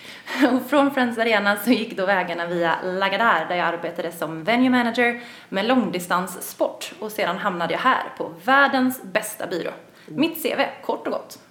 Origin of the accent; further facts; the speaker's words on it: Gothenburg, Västra Götaland, Sweden; moved away as an adult; now in Stockholm, Sweden; Jag kommer från Göteborg, vilket man ibland kan höra, ibland inte